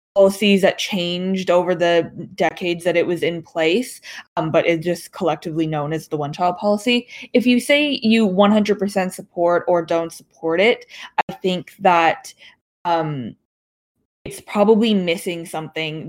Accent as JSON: {"language": "English", "town": "Toronto", "region": "Ontario", "country": "Canada", "tie": "born or raised there", "also_born_or_lived": "Yiyang, Hunan, China", "said": "I grew up around like in the Toronto ish area"}